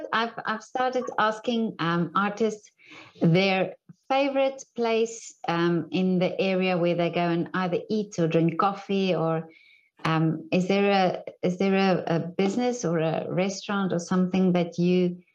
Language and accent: English; South Africa; now in Vienna, Austria; I'm from South Africa.